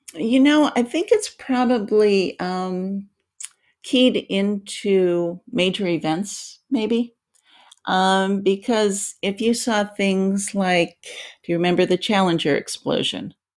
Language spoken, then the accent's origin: English; Ohio, United States; moved away; I grew up in Ohio. It was a steel town when I was a little girl